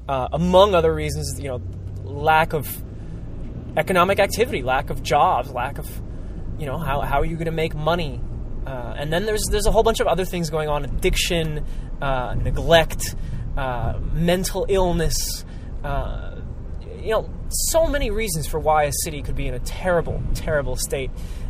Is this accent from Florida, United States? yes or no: no; Newark, New Jersey, United States; how it was so fun to go through my neighborhood, or at least the neighborhood I grew up in the Ironbound, and to see that these people from Newark didn't know my neighborhood